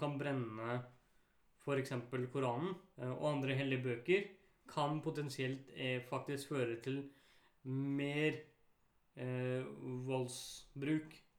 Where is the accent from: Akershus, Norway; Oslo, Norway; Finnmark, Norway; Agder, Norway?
Akershus, Norway; Bærum; der jeg vokste opp, i Bærum